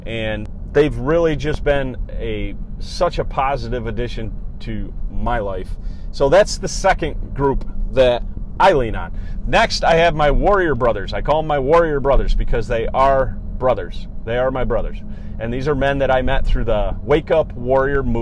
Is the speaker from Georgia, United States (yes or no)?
no; Cortland, New York, United States; moved away as an adult; now in Syracuse, United States; He still lives in my hometown of Cortland, New York. I'm up in the Syracuse area now